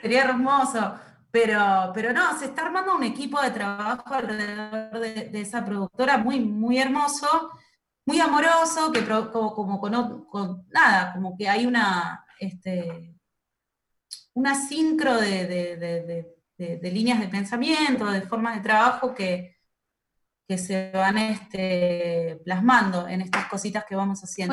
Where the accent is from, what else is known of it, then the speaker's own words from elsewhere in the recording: western Greater Buenos Aires, Buenos Aires Province, Argentina; moved away as an adult; now in Buenos Aires, Argentina; son del conurbano oeste, que es de donde soy yo.